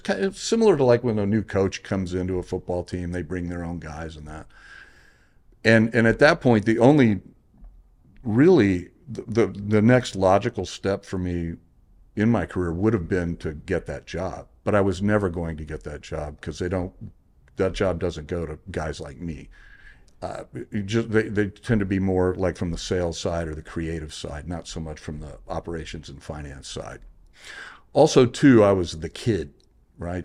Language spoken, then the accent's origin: English; Corpus Christi, Texas, United States; moved away as an adult; now in California, United States; I had graduated from um, Texas A&M Corpus Christi, my alma mater, uh, was in the my hometown